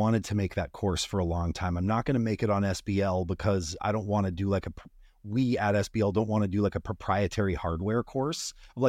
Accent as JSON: {"language": "English", "region": "Montana", "country": "United States", "tie": "born or raised there", "said": "I grew up in Northwestern Montana, parents listening to country music."}